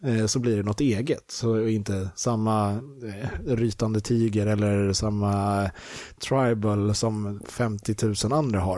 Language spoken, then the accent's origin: Swedish; Sweden; also born or lived in England; jag är svensk